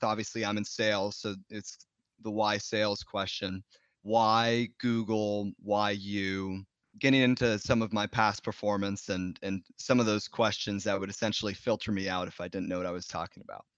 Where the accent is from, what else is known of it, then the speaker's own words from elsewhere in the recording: Bay Area, California, United States; I grew up in the Bay Area and tech companies were really idolized here.